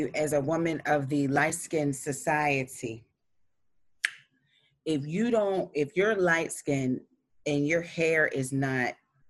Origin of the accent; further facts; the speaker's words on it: Pittsburgh, Pennsylvania, United States; I grew up in the Hill District, predominantly African-American community in the Pittsburgh area, and grew up in the projects, public housing.